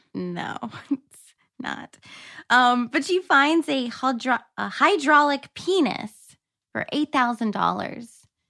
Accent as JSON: {"language": "English", "region": "North Carolina", "country": "United States", "also_born_or_lived": "New York", "moved": "yes", "said": "I'm from North Carolina"}